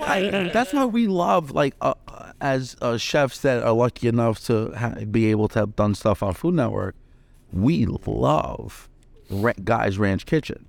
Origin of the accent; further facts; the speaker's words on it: New York City, New York, United States; I grew up in the Bronx.